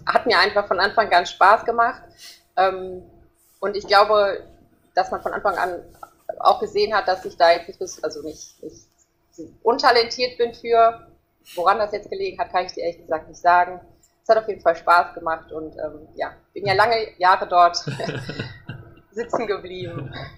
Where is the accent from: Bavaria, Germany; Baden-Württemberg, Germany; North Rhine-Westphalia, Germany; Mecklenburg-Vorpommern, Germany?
North Rhine-Westphalia, Germany; Herringen; bei uns in Herringen